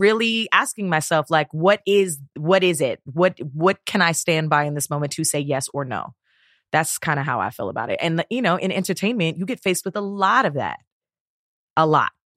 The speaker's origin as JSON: {"language": "English", "town": "Toronto", "region": "Ontario", "country": "Canada", "also_born_or_lived": "Guyana (heritage)", "moved": "yes", "said": "where I'm from in Toronto"}